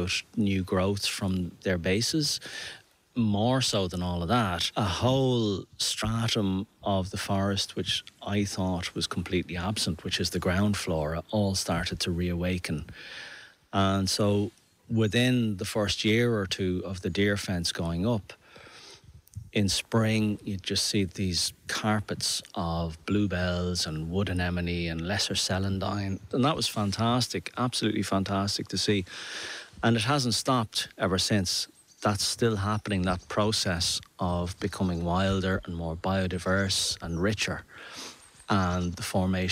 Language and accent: English; Dublin, Leinster, Ireland; moved away as an adult; now in Beara Peninsula, Ireland; I'm from Dublin originally, but I've been living here in the Bear Peninsula for 12 years now